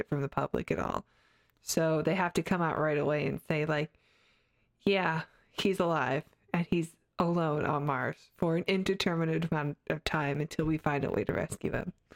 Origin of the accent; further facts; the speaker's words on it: Canada; I grew up in Canada